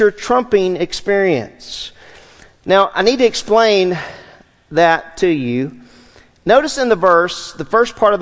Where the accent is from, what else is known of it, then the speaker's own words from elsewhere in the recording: Southwest Louisiana, United States; When I was a child, I grew up in Southwest Louisiana